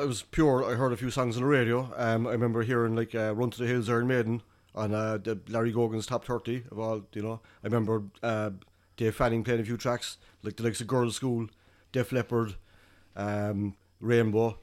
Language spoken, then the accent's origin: English; Carrigaline, Munster, Ireland; I'm from outside the city. I grew up in, uh, born and raised in Carrigaline.